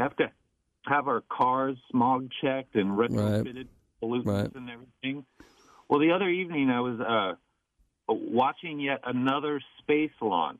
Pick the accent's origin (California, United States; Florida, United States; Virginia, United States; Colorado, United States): California, United States; I'm from California